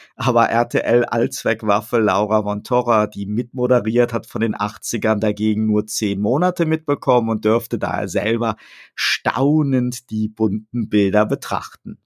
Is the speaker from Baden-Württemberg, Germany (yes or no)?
no; Bonn, North Rhine-Westphalia, Germany; bei uns in Bonn als Bundeshauptstadt mit vielen Diplomatenkindern, ein Aufwachsen mit hoher Meinungsfreiheit